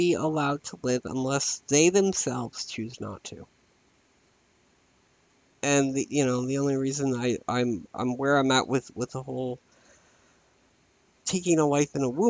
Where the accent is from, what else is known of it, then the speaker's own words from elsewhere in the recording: United States; I am an American